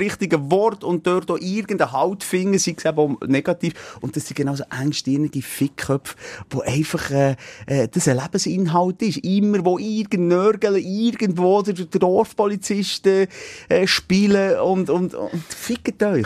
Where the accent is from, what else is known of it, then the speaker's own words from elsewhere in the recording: Switzerland; also born or lived in Bern; bei uns in der Schweiz